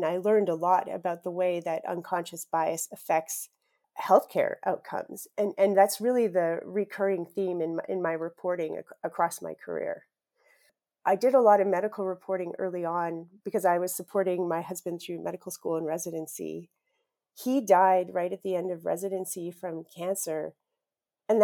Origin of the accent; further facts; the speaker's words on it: Saskatchewan, Canada; I grew up in Saskatchewan, and I grew up in a house where journalism was incredibly revered.